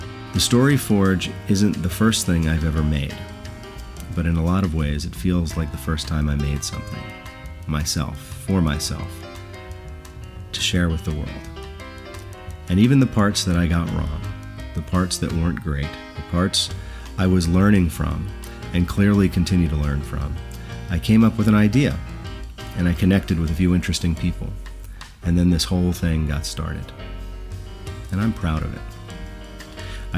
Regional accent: New Jersey, United States; moved away as an adult; Since moving away from my native New Jersey 5 years ago

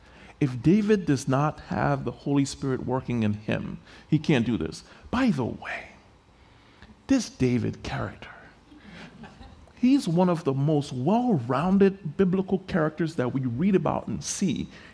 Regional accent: Liberia; I got a phone call from the country that I grew up in. I grew up in Liberia, West Africa.

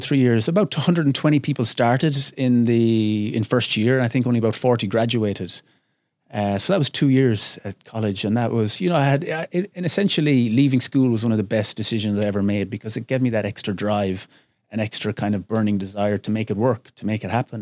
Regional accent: Glenamaddy, Connacht, Ireland; moved away as an adult; also born or lived in England / United States / China / Thailand; now in Phuket, Thailand; I grew up on a little farm, uh, way out in the west of Ireland, a small little village, a thousand people, Glennamadee

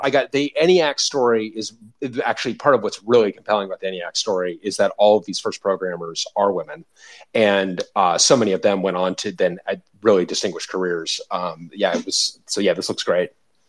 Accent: Colorado, United States; I grew up in Colorado.

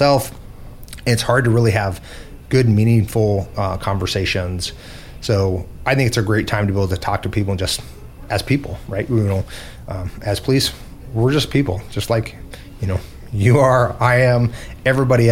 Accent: Ketchikan, Alaska, United States; now in Juneau, United States; I grew up in Southeast Alaska, specifically in Ketchikan

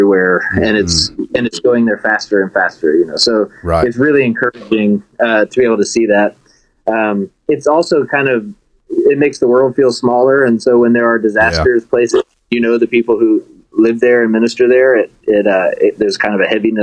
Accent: Bentonville, Arkansas, United States; moved away as an adult; also born or lived in Chicago suburbs / Conway, Arkansas; now in Manhattan, United States; I am originally from Bentonville, Arkansas. So I'm an Arkansas boy, and I like to remind people that there was nothing there when I grew up there

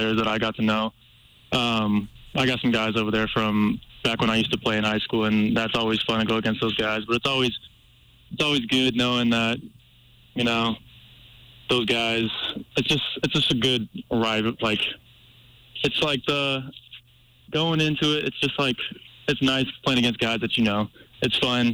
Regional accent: Seattle, Washington, United States; moved away as an adult; now in Missoula, United States; I grew up watching football in Washington

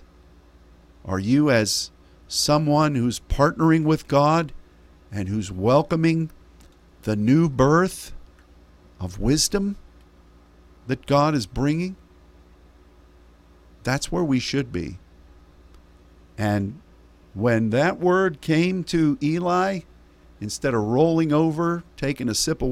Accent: United States; As an American

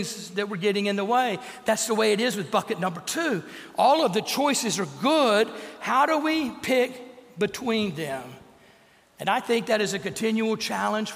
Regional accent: Bossier City, Louisiana, United States; when I was growing up in Bossier City, Louisiana

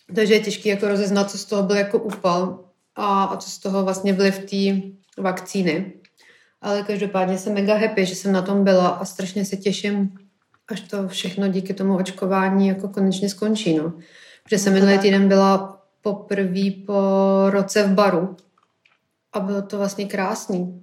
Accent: Prague, Czechia; já jako Pražák

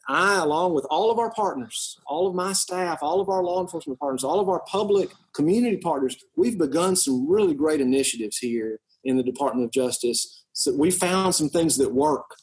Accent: West Tennessee, United States; You know, I'm originally from West Tennessee. I've lived and practiced law here all my life. I came back home after law school

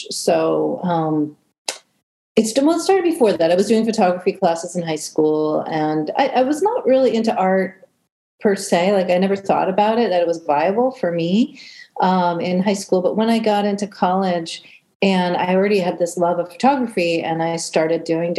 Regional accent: Cleveland, Ohio, United States; also born or lived in Washington, D.C.; I grew up in Cleveland, Ohio. Basically, I was born in DC and we moved around a lot as a kid. And but a lot of my formative years were in Cleveland, Ohio, which is a huge music town.

